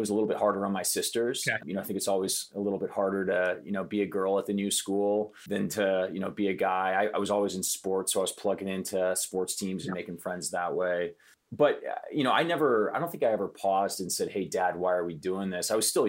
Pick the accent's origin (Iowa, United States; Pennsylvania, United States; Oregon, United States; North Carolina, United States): Iowa, United States; also born or lived in Midwest; Yeah, so I kind of grew up all over the place. My dad worked for a big manufacturing conglomerate. And so we were moving around every couple of years to different factories across the Midwest. And, you know, I ended up spending most of my time in Iowa.